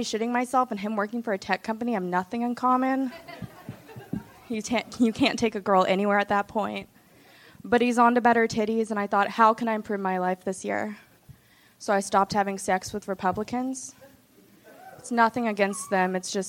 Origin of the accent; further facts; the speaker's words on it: Austin, Texas, United States; Yeah, I'm from Austin. Born and raised? Born and raised, buddy.